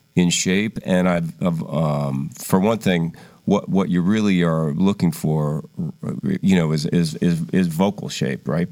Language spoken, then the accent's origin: English; Philadelphia, Pennsylvania, United States; we grew up in Philadelphia.